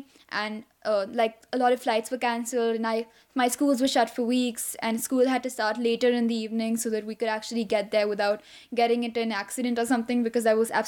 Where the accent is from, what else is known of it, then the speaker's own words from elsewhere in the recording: New Delhi, Delhi, India; I'm from New Delhi, India.